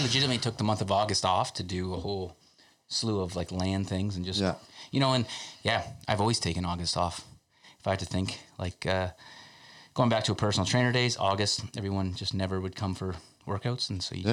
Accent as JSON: {"language": "English", "area": "Canada's most southern town", "region": "Ontario", "country": "Canada", "said": "being from Canada's most southern town"}